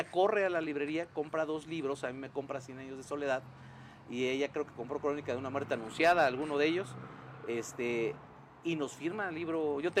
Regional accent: Mexico; no, no, yo vivo en México, voy y Colombia, pero yo soy eh, mexicano, ¿no?

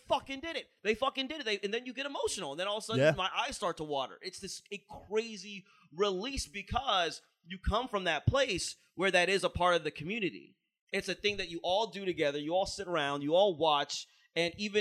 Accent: Ohio, United States; now in Philadelphia, United States; I'm from Ohio.

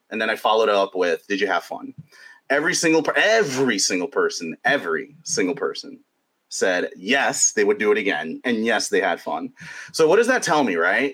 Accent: New York, United States; as a sports fan growing up in New York

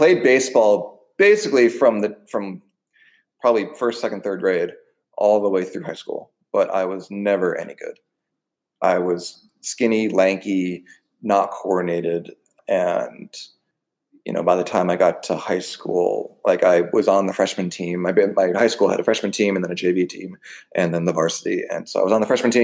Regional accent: Wilton, Connecticut, United States; moved away; I grew up in Southwest Connecticut. I'm in Wilton, Connecticut

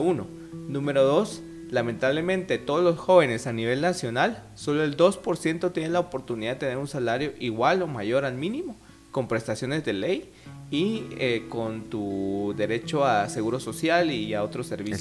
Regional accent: Guatemala; nuestra visión como sociedad guatemalteca

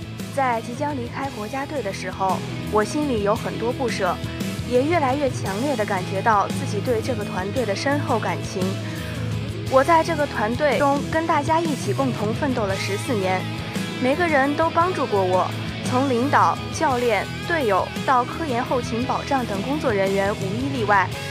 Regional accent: Changchun, Jilin, China; moved away; 因为长春是我的家乡

